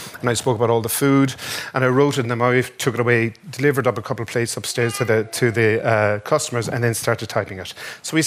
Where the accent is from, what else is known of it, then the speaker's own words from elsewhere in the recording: Dungarvan, Munster, Ireland; also born or lived in London / Dublin; And it was in Dungarvan, which was kind of pretty inaccessible, which is compared to what it is now because there was no motorways. But it was my hometown.